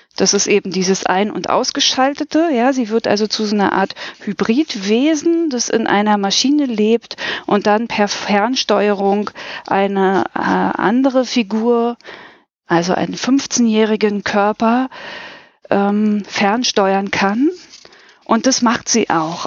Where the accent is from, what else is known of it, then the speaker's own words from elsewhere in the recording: Berlin, Germany; ich bin aus Berlin